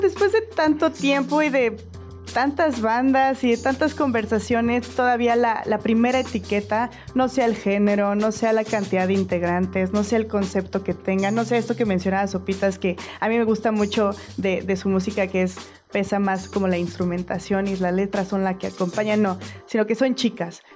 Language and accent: Spanish; Mexico; los mexicanos entendemos la vida